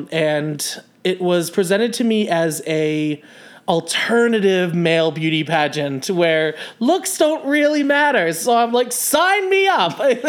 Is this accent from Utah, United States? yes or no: no; southern Rhode Island, United States; moved away as an adult; also born or lived in South Kingstown, Rhode Island; I born and raised in Rhode Island, southern Rhode Island, okay. Right on the beach. I went to high school in South Kingston, Rhode Island